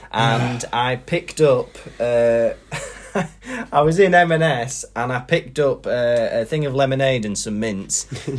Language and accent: English; Wales, United Kingdom; accent: Manchester; now in Manchester, United Kingdom; Yeah, even when I moved to Manchester, I never had a Welsh accent. But then, but living here, my Manchester accent has got more Manc.